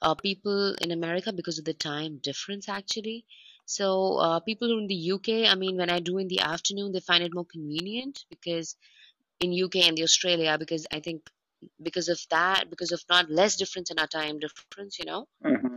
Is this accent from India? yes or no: yes; India; Oh, I grew up in India for sure, but because of my dad's job, we had to travel every 2 years.